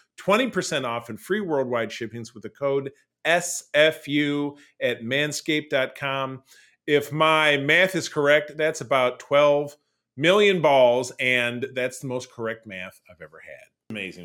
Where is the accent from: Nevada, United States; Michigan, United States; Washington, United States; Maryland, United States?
Michigan, United States; Detroit; my hometown of Detroit, Michigan